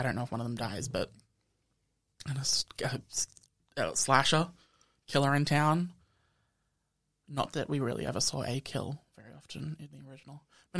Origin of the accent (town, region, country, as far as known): Australia